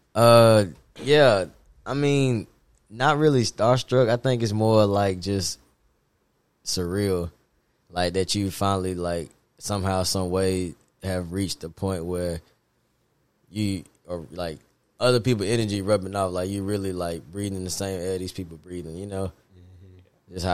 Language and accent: English; Nashville, Tennessee, United States; also born or lived in Hendersonville, Tennessee / Muncie, Indiana; I'm from Nashville, Tennessee, and um, went to MLK and uh, head middle school, and then MLK